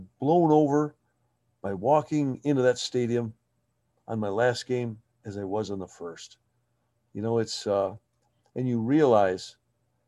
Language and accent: English; Toledo, Ohio, United States; I'm from the Toledo area